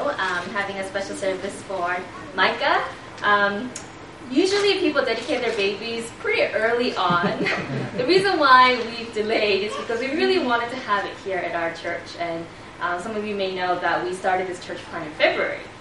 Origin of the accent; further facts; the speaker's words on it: United States; moved away; also born or lived in Korea; we are American, but we're Korean-American. So our parents are Korean, and I was actually born in Korea